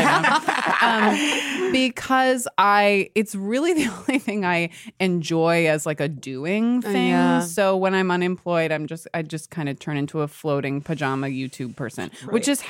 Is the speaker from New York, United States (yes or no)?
yes; New York, United States; also born or lived in Connecticut; Born and raised in the South Street Seaport, and then was in Connecticut for a little bit, and then came back here.